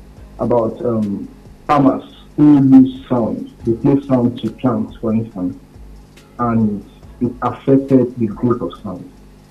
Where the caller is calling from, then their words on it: Ondo, Nigeria; I'm calling from Ondo State.